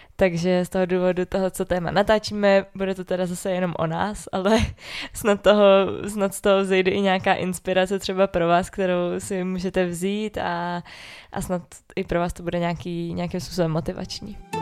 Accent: Orlické hory, Hradec Králové Region, Czechia; also born or lived in Prague; i když jsme jakoby tady z Orlických hor oba dva

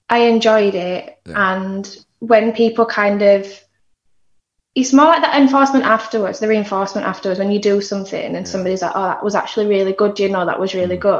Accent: Barnsley, Yorkshire and the Humber, United Kingdom; I grew up in Barnsley.

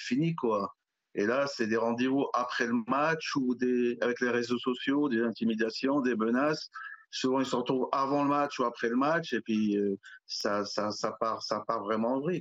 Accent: Alfortville, Île-de-France, France; j'ai grandi à Alfortville

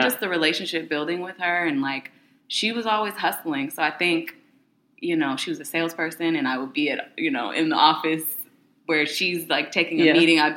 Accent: Sacramento, California, United States; moved away as an adult; also born or lived in Los Angeles; High school, I was in Sacramento. That's where I was Sacramento. Born and raised.

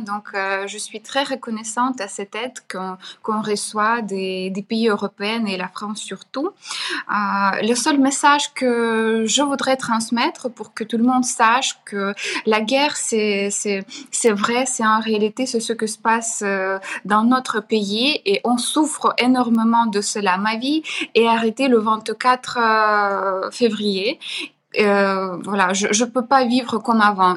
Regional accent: Chernihiv, Chernihiv Oblast, Ukraine; French is a second language; moved away; Ma ville natale, c'est Chernigov, C'est une hmm. ville au nord, d'Ukraine

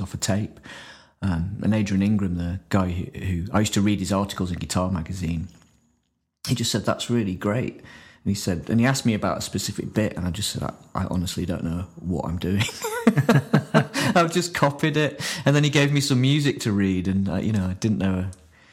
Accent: Grimsby, Yorkshire and the Humber, United Kingdom; moved away; I'm from Grimsby originally

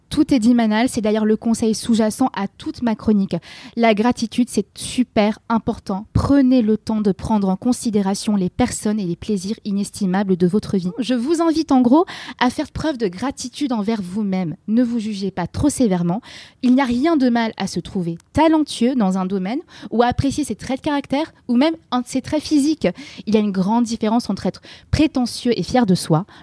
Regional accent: England, United Kingdom; accent: English; French is a second language; Pardon pour mon petit accent anglais.

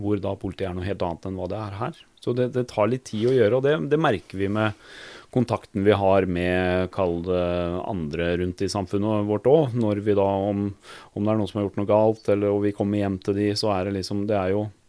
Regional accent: Norway; for oss som er født og oppvokst i Norge

